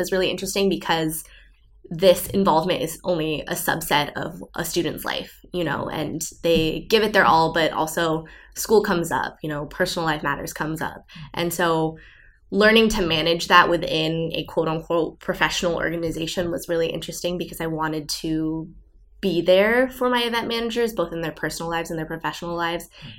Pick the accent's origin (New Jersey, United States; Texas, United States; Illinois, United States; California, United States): California, United States; Southern; moved away; also born or lived in Brussels, Belgium; I am from Southern California originally